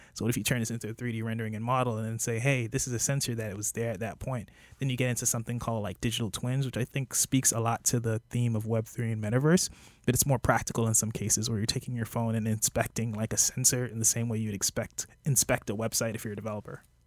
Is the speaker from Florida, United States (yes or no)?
yes; Miami Gardens, Florida, United States; also born or lived in Jamaica; I was raised in Miami. I grew up in Miami Gardens.